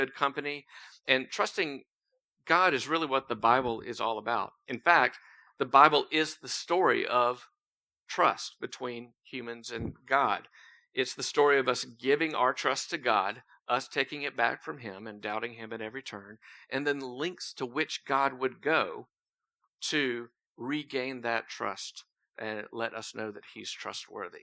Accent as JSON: {"language": "English", "town": "Thomasville", "country": "United States", "tie": "born or raised there", "said": "I grew up in Thomasville, just up the road. Moved here about 8 years ago."}